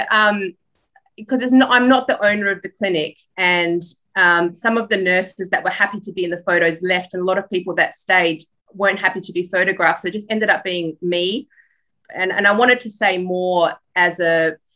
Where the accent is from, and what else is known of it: Perth, Western Australia, Australia; born or raised there; accent: Australian; also born or lived in Poland